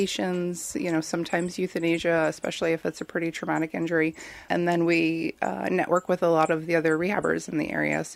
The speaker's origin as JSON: {"language": "English", "region": "Connecticut", "country": "United States", "also_born_or_lived": "Maine", "said": "when I came back home from Maine to Connecticut"}